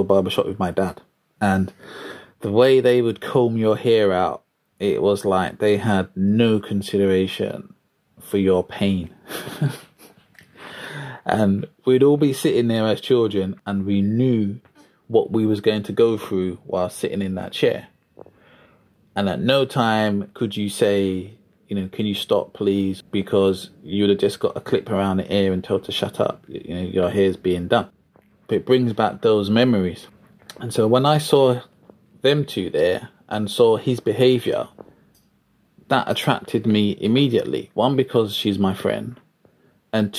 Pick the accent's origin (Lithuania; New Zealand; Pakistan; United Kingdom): United Kingdom; London; I grew up in Deptford, South East London. I was born in Lewisham Hospital